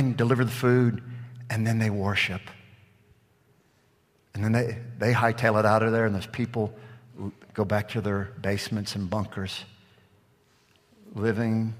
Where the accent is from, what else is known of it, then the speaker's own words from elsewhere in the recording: Gulf Coast, United States; I'm from the Gulf Coast.